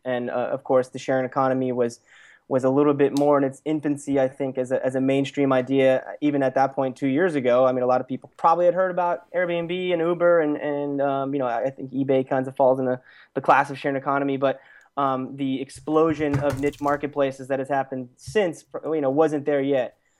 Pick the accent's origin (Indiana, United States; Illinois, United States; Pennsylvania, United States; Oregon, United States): Pennsylvania, United States; Lehigh Valley; moved away as an adult; now in Los Angeles, United States; I originally grew up in, in Pennsylvania in a place called the Lehigh Valley